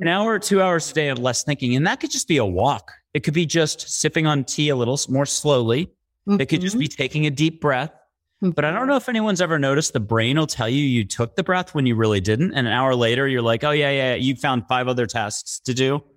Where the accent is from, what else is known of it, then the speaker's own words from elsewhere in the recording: East Coast, United States; also born or lived in New York; I'm an East Coaster, born and raised